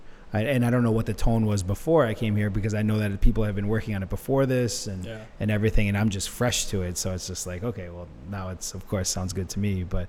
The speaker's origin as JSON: {"language": "English", "town": "Detroit", "region": "Michigan", "country": "United States", "tie": "born or raised there", "moved": "yes", "lives_now": "Chicago, United States", "said": "I grew up here. I'm from here."}